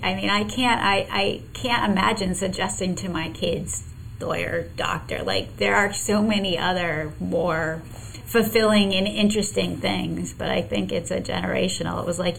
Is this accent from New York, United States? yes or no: yes; Westchester County, New York, United States; moved away as an adult; also born or lived in Boston; now in Rhode Island, United States; I grew up in Westchester County of New York with my parents and three siblings. I'm the oldest, traditional kind of Jewish family, I guess, so to speak.